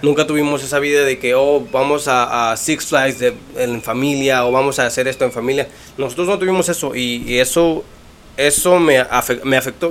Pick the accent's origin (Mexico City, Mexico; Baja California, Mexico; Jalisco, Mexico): Mexico City, Mexico; also born or lived in Morelos; crecí en el DF, mucho tiempo ahí, soy, yo digo que soy del DF